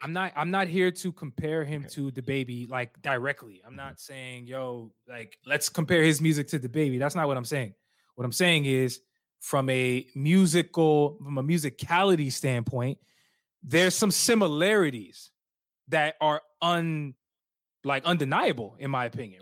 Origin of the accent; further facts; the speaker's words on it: Alexandria, Virginia, United States; We from North, Northern Virginia. I'm from Alexandria. You already know 703